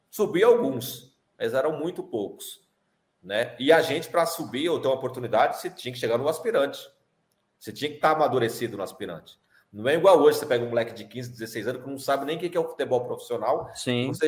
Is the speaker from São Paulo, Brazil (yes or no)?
yes; São Paulo, Brazil; sou de São Paulo. Mas na, é, na Várzea é eu, de São Paulo mesmo. É, ali de São Miguel Paulista.